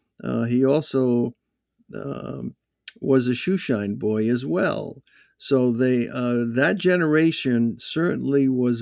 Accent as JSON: {"language": "English", "town": "West Warwick", "region": "Rhode Island", "country": "United States", "tie": "born or raised there", "said": "or the little town we grew up in West Warwick."}